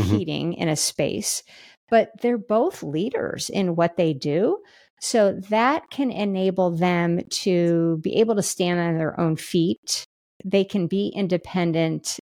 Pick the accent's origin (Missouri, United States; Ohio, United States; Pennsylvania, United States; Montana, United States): Missouri, United States; Kansas City; we're from Kansas City.